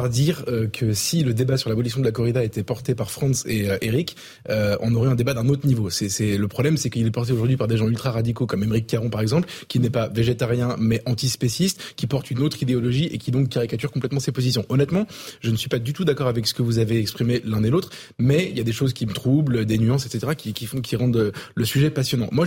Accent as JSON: {"language": "French", "region": "south of France", "country": "France", "said": "je viens pourtant du sud"}